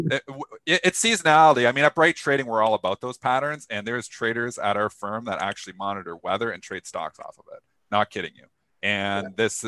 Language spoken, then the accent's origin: English; Canada; I'm Canadian